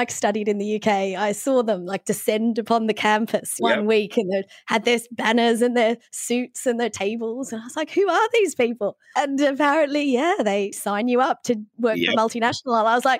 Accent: Australia; now in United Kingdom; I'm from Australia

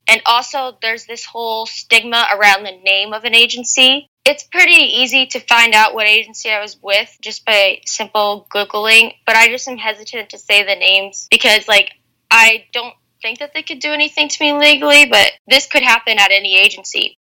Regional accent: United States; being an American

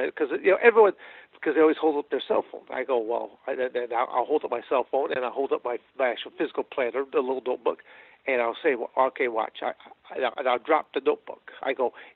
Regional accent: Michigan, United States; moved away as an adult; also born or lived in Arizona; I'm born and raised in Michigan

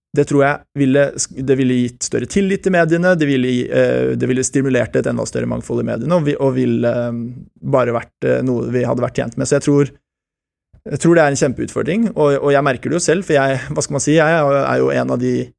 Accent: France; also born or lived in Switzerland; now in Norway; Jeg har berbisk opprinnelse, jeg er født i Sveits og oppvokst i Frankrike

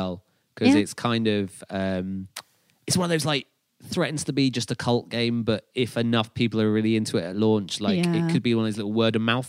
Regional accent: United Kingdom; We're British. We just drink, right?

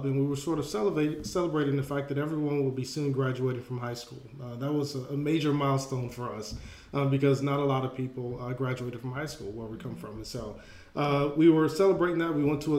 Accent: Atlanta, Georgia, United States; I grew up in Atlanta, Georgia

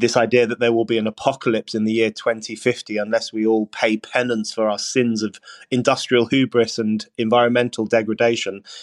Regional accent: London, United Kingdom; I grew up in Burnt Oak in northwest London, in a large family, in a council house

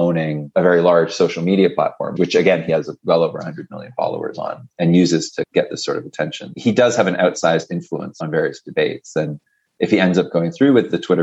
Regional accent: Canada; I'm actually Canadian, I'm not American

